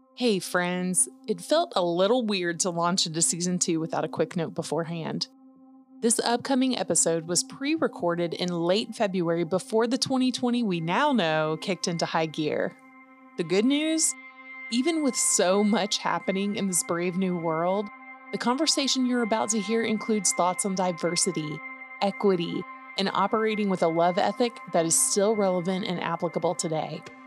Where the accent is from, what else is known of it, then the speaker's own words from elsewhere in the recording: Atlanta, Georgia, United States; growing up in Atlanta